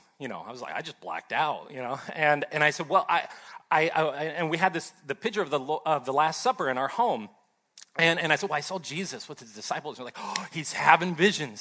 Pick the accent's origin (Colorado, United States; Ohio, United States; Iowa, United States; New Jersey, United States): Ohio, United States; moved away as an adult; also born or lived in Southern California; I grew up in Ohio